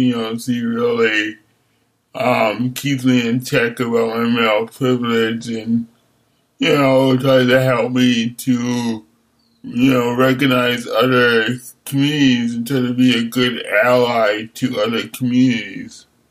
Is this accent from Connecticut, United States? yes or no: yes; Hartford, Connecticut, United States; moved away as an adult; also born or lived in Buffalo, New York / New York City / Pontiac, Michigan; now in Berkeley, United States; I lived and grew up in Hartford, Connecticut, and um, New York City